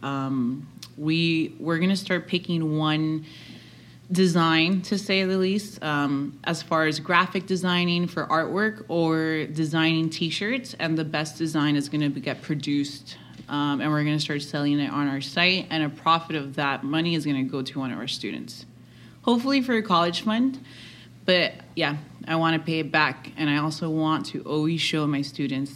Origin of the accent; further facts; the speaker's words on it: Hialeah, Florida, United States; We grew up together, and we are two little girls from Hialeah that had big dreams